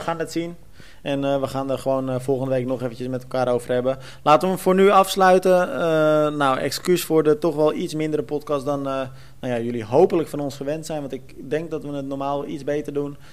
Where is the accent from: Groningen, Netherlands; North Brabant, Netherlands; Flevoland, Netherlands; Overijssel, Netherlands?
Flevoland, Netherlands; Almere; Ik kom uit Almere